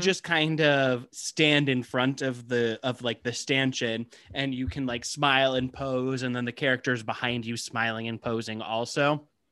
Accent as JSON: {"language": "English", "region": "Midwest", "country": "United States", "tie": "born or raised there", "said": "I grew up in the Midwest."}